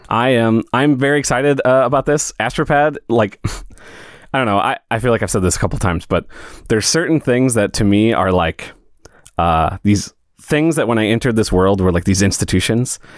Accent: Midwest, United States; now in St. Louis, United States; Fellow, fellow Midwesterner.

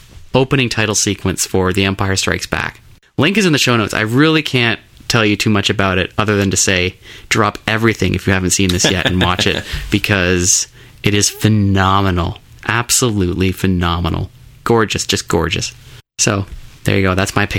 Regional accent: United Kingdom; we would love to do a song for a James Bond movie because it's British. We're British.

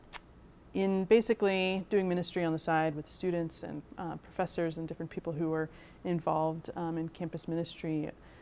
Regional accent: Louisville, Kentucky, United States; moved away as an adult; now in Indianapolis, United States; I'm originally from Louisville, Kentucky. You can probably tell by the way I say it.

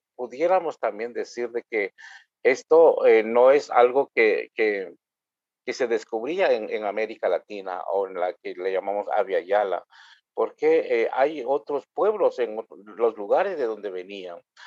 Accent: Guatemala; first language K'iche'; Spanish is a second language; indígena maya quiché, y inicié las palabras con mi idioma materno, eh, eh bien, además de ello, eh, soy sacerdote anglicano ah, y vivo acá en Guatemala

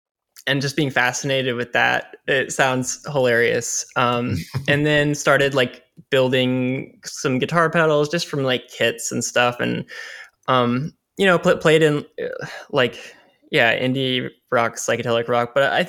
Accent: Springfield, Missouri, United States; Yeah, Springfield, Missouri, Southern Missouri.

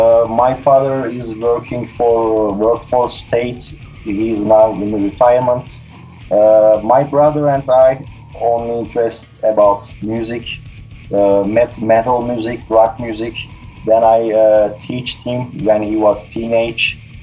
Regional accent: Turkey; English is a second language; In the 80s, it was, of course, difficult to find this kind of stuff. So I started to listen this kind of music when I was 12 years old first. We had a national TV channel in Turkey

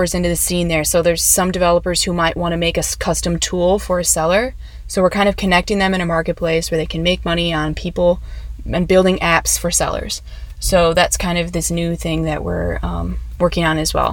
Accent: Minneapolis, Minnesota, United States; moved away; also born or lived in Chicago / San Diego; I'm from Minneapolis.

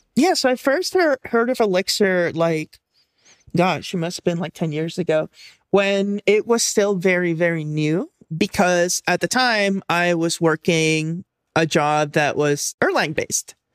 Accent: Puerto Rico; moved away as an adult; now in East San Francisco Bay, United States; I'm originally from there. I only moved here for, like, college and stuff, so I basically grew up there

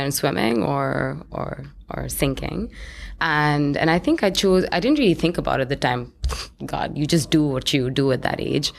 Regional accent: New Delhi, Delhi, India; moved away; I grew up in India, in, in New Delhi, which is the capital

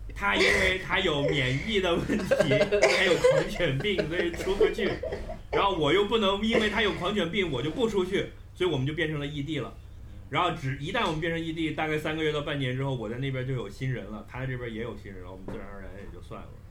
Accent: Hunan, China; 我是一个湖南人， 我就希望在有湘菜吃的地方待着

